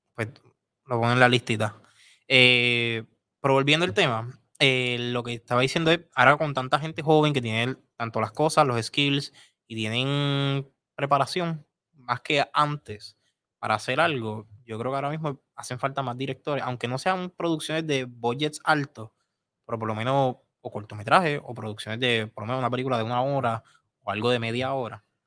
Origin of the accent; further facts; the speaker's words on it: Puerto Rico; nosotros, como puertorriqueños